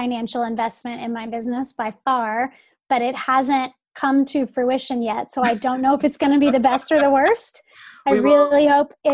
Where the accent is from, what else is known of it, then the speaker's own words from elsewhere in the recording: Atlanta, Georgia, United States; moved away as an adult; now in St. Petersburg, United States; I grew up in Atlanta